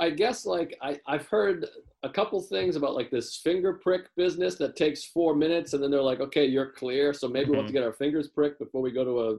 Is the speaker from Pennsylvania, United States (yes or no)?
no; Whitman, Massachusetts, United States; accent: Boston; I grew up in Whitman, Massachusetts, which is the birthplace of the chocolate chip cookie.